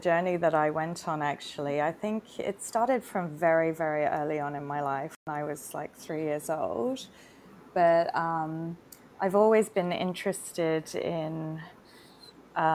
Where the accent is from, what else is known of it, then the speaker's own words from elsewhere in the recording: Singapore; moved away as an adult; now in Bali, Indonesia; Growing up in Singapore as well, you know, it was quite a strict education system